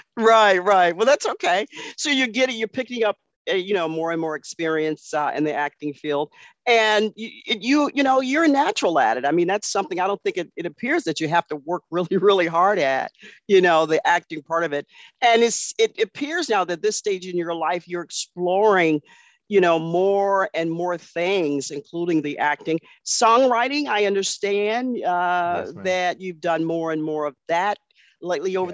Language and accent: English; Cleveland, Ohio, United States; you're a Clevelander like I am